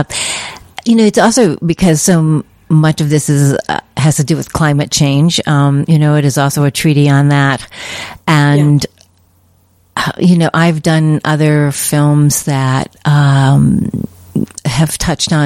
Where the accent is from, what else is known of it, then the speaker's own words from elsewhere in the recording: United States; also born or lived in Midwest; now in California, United States; I'm from the East Coast originally, in the Midwest